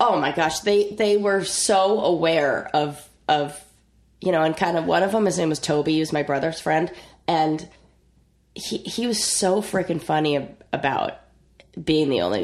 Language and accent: English; Orange County, Southern California, United States; I grew up in Southern California